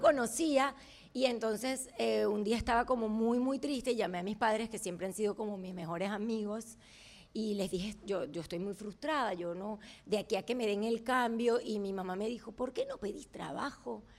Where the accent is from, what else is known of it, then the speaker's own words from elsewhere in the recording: Venezuela; moved away as an adult; also born or lived in Montevideo, Uruguay; now in United States; yo nací en Montevideo y a los dos meses por la dictadura mis padres se van a Venezuela y, ahí, es así como me convierto en una venezolana que nació en Uruguay